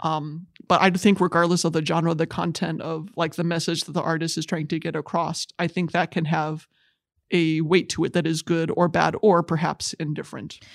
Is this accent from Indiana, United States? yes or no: yes; Goshen, Indiana, United States; I hail from Goshen, Indiana. Very nice town to grow up